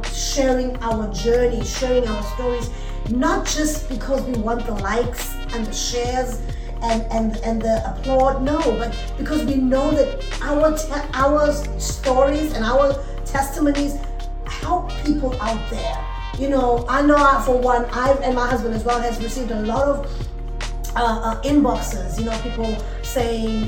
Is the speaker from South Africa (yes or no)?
yes; Durban, KwaZulu-Natal, South Africa; I'm from Durban, South Africa